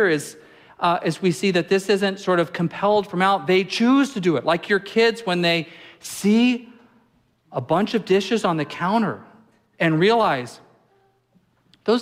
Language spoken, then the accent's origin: English; Apple Valley, California, United States; now in Alaska, United States; I grew up in Apple Valley, California, in the high desert.